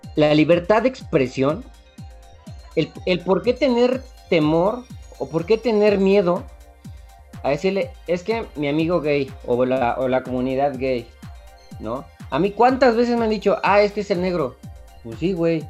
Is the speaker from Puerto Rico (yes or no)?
no; Mexico; somos mexicanos